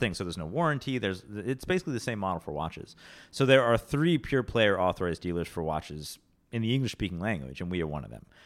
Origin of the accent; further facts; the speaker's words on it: Rochester, New York, United States; now in New York City, United States; I grew up in Rochester